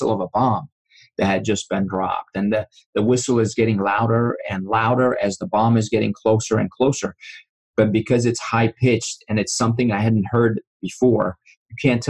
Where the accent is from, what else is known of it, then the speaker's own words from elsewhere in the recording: Iran; moved away; I grew up in Iran, and you know, I was 5 years old when the revolution started